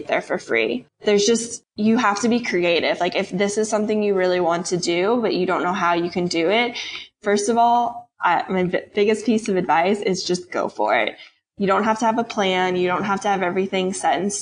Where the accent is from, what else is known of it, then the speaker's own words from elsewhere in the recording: St. Louis, Missouri, United States; moved away as an adult; also born or lived in Kentucky / California; I'm from St. Louis originally